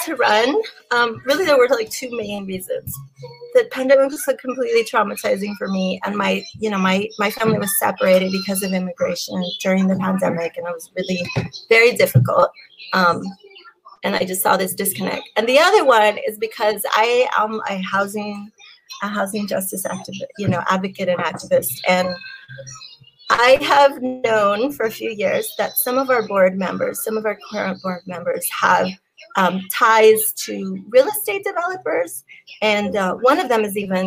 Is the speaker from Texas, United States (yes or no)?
yes; San Antonio, Texas, United States; I being born and raised in Highland Park